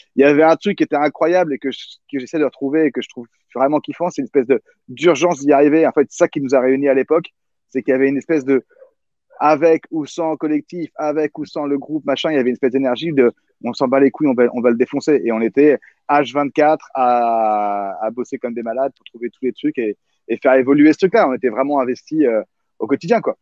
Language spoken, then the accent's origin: French; Conflans-Sainte-Honorine, Île-de-France, France; je viens de Conflans